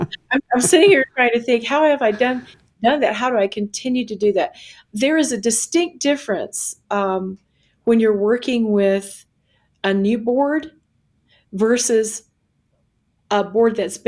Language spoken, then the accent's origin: English; South Carolina, United States; So for me, my metaphor is always the ocean because I grew up on one in South Carolina.